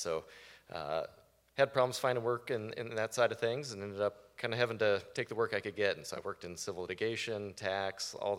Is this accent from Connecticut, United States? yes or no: no; Tampa, Florida, United States; moved away; So I grew up in South Florida, the Tampa Bay area.